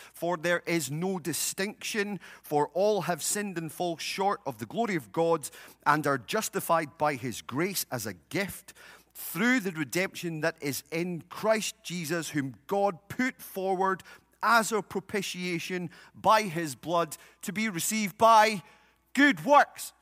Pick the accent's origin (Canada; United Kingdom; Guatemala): United Kingdom; now in United States; In my home country, uh, we have a king